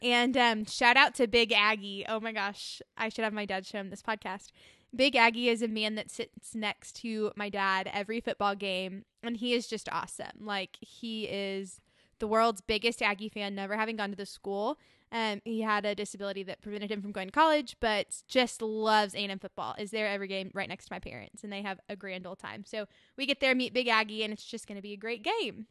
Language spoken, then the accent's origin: English; Austin, Texas, United States; moved away; also born or lived in Scottsdale, Arizona; I was born in Scottsdale, Arizona, but quickly went to Texas. And, uh, grew up in Austin